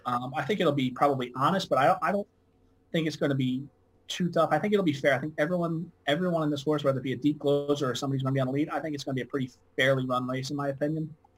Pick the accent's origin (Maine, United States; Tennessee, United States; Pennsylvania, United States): Pennsylvania, United States; Philadelphia; I'm from Philadelphia. Uh, I'm pretty much you know, dead between Delaware Park and Philadelphia